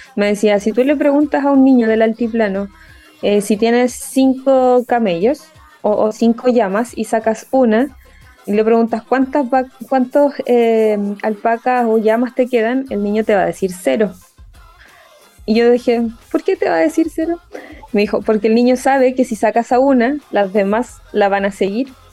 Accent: Concepción, Biobío, Chile; yo soy de Concepción

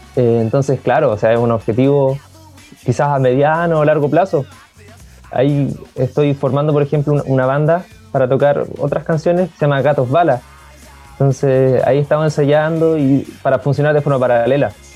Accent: Concepción, Biobío, Chile; tengo 24 años soy de acá, de Conce

